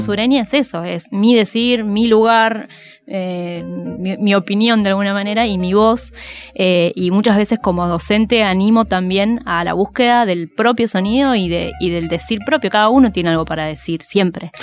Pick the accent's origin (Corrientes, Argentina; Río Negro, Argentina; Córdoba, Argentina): Río Negro, Argentina; Bariloche; moved away as an adult; also born or lived in Rosario; now in Buenos Aires, Argentina; yo soy de Bariloche, eh, nací ahí en, cerca del lago Nahuelhuapi